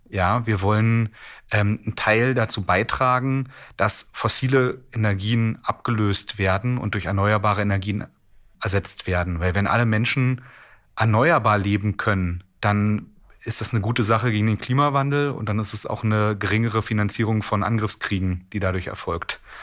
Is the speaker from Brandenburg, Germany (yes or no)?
yes; Strausberg, Brandenburg, Germany; ich bin ja ähm, ein Kind des Ostens, also ich bin ja in Strausberg zwischen Berlin und Polen geboren